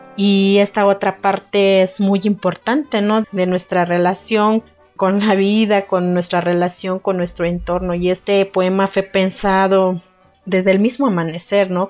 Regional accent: Santa María Tlahuitoltepec, Oaxaca, Mexico; first language Mixe (Ayuujk); Spanish is a second language; originaria de la comunidad de Santa María Tlautoltepec, Mije, Oaxaca

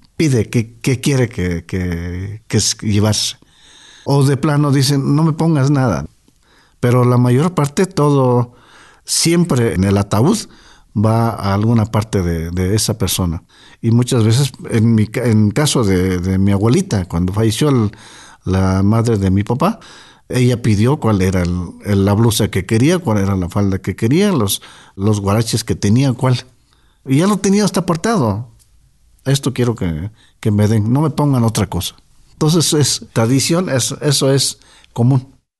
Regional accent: Totontepec Villa de Morelos, Oaxaca, Mexico; Nuestro pueblo se llama Totontepec

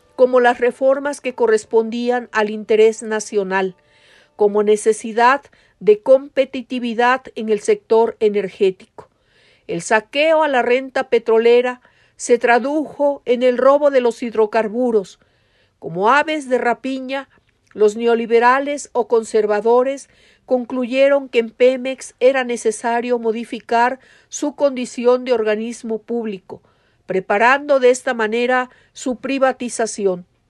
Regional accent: Mexico

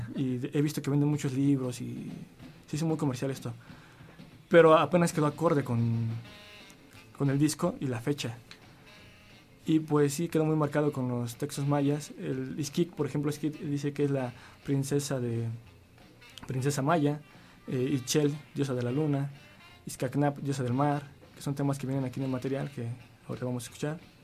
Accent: Tultepec, State of Mexico, Mexico; venimos de un pueblo, de un pueblo de fuego, donde hay mucha pirotecnia, y Voladora es el emblema por la actividad artesanal del municipio de Tultepec

